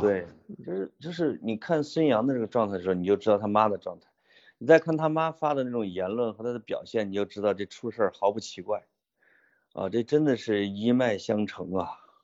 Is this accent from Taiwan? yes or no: no; Henan, China; accent: Henan dialect; 用我们河南话